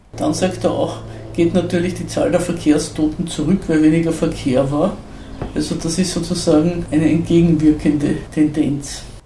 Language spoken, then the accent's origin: German; Zell am See, Salzburg, Austria; Bei uns in Zell am See